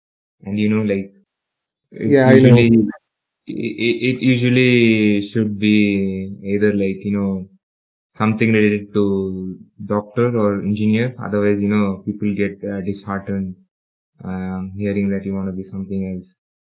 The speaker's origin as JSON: {"language": "English", "region": "Dubai", "country": "United Arab Emirates", "tie": "born or raised there", "said": "I'm originally from India, but I was born and raised in UAE or United Arab Emirates or Dubai"}